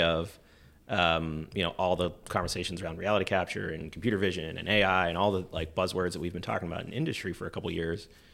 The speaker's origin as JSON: {"language": "English", "region": "Pennsylvania", "country": "United States", "tie": "born or raised there", "moved": "as an adult", "said": "I wanted to kinda leave my hometown, leave, uh, Pennsylvania at that time"}